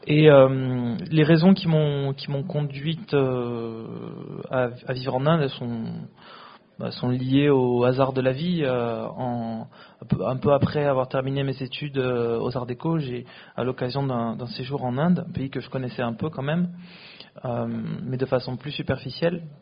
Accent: France; moved away as an adult; also born or lived in Bangalore, India; quand on a grandi en France, qu'on est né, qu'on a grandi en France, comme c'était mon cas.

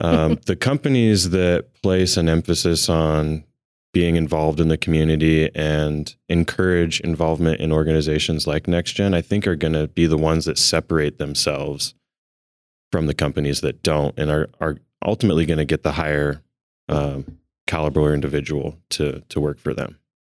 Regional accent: Billings, Montana, United States; I'm from Montana, born and raised right here in Billings.

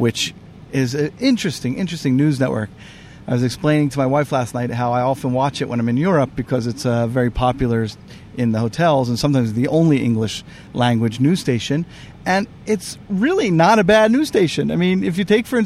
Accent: Philadelphia, Pennsylvania, United States; accent: Philly; I'm from Philly

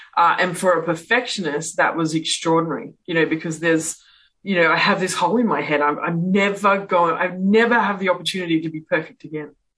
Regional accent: Perth, Western Australia, Australia; I'm from Perth in Western Australia.

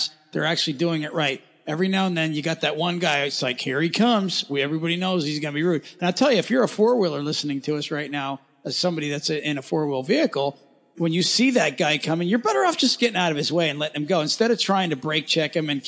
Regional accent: Pennsylvania, United States; moved away; I'm from Pennsylvania originally

